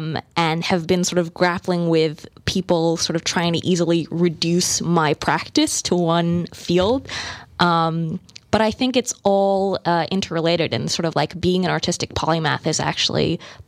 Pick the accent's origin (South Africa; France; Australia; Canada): Australia; Melbourne, Victoria; now in United States; but I spent the bulk of my life in Melbourne and I really, my dad's Australian. I strongly identify as Australian and Thai and now American.